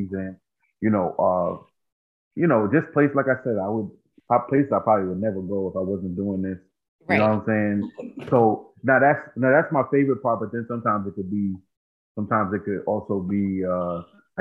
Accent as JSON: {"language": "English", "area": "Long Island", "region": "New York", "country": "United States", "tie": "born or raised there", "said": "I'm from Long Island, New York. Basically, been in New York, born in New York, raised in New York"}